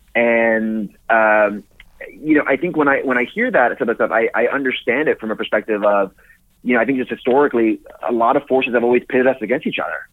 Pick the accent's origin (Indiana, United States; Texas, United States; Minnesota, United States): Texas, United States; McAllen; I was born in McAllen, Texas, so South Texas, where uh, … was from, and I lo- grew up loving her